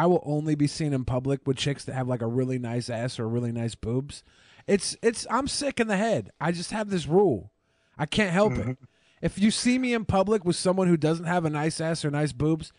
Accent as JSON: {"language": "English", "region": "Washington", "country": "United States", "said": "I'm from Washington State where apples are like fucking water here."}